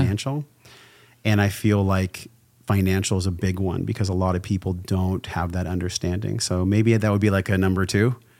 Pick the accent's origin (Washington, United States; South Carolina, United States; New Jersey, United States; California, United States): California, United States; La Mesa; I came from La Mesa, California, which is like East County, San Diego. And, um, I was raised by a mom